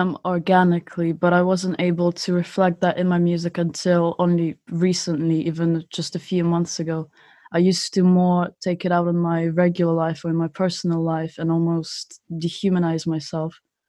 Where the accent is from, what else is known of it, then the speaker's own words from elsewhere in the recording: Moscow, Russia; moved away as an adult; now in Spain; I'm actually Russian. I was born in Moscow. And about 7 years ago, I moved to Spain.